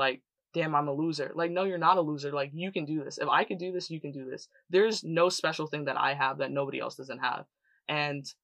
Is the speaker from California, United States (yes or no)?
no; New York City, New York, United States; I grew up in Canarsie, Brooklyn, which is like basically the hood